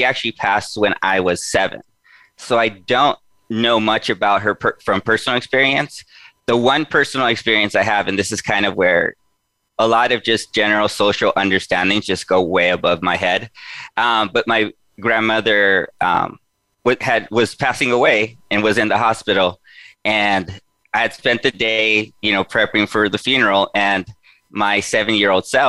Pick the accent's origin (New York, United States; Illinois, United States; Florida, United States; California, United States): California, United States; Los Angeles; I was born and raised in East Los Angeles. So I grew up in the 80s and 90s there